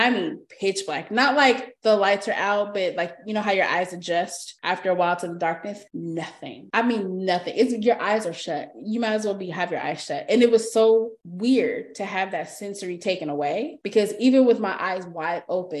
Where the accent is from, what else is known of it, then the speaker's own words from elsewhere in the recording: Texas, United States; we're from Texas